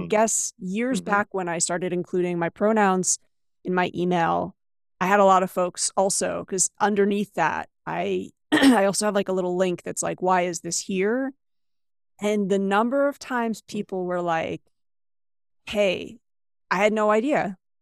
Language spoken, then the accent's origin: English; United States; moved away as an adult; also born or lived in China; I am originally from the US, but I've lived and taught in eight different countries